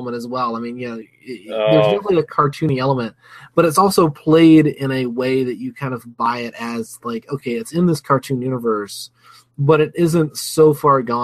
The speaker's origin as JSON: {"language": "English", "region": "Alabama", "country": "United States", "tie": "born or raised there", "said": "I grew up in Alabama"}